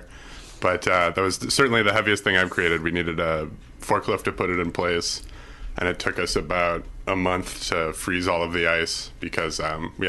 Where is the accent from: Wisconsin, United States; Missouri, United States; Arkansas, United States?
Missouri, United States; Columbia; moved away as an adult; also born or lived in New York; I was able to find the perfect job for myself in my hometown